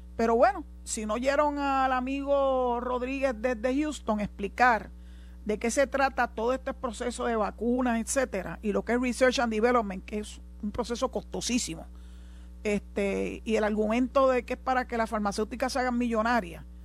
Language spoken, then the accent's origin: Spanish; Puerto Rico; nosotros no tenemos aquí en Puerto Rico y somos igual ciudadanos americanos